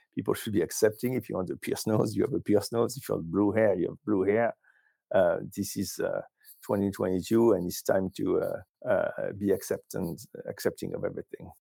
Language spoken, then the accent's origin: English; France; moved away; I'm originally from France